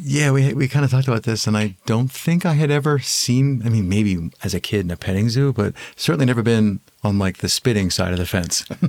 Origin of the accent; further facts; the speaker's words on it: Eastern Pennsylvania, United States; I'm from Eastern Pennsylvania, about hour and a half west from New York City all the way over from the States